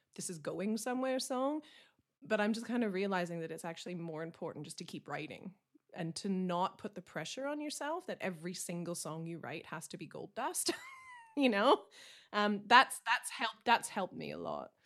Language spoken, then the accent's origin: English; Canada; now in Essex, United Kingdom; I'm a Canadian country singer, songwriter. I'm based in Essex in the U K